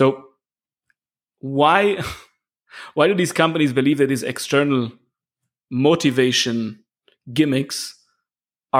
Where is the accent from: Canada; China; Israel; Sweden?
Israel; moved away as an adult; also born or lived in Munich, Germany; I moved back to Israel, which is my home country. And after 13 years in Munich